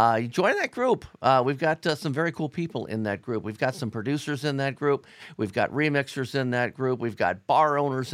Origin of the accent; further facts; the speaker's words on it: Cincinnati, Ohio, United States; I'm from Cincinnati